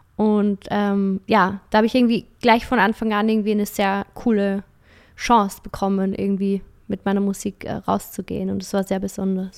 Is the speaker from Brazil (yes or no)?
no; Vienna, Austria; ich komme aus Wien